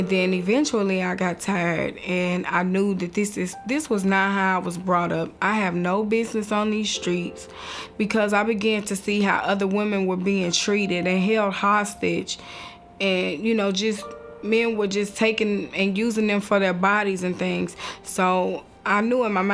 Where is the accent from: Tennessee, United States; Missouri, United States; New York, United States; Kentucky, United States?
Tennessee, United States; Nashville; I grew up in Nashville, Tennessee, born and raised here